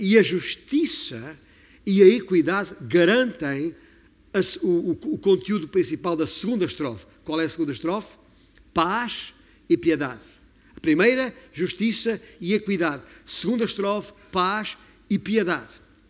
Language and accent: Portuguese; Alentejo, Portugal; eu sou alentejano e tem muitas campinas no meu alentejo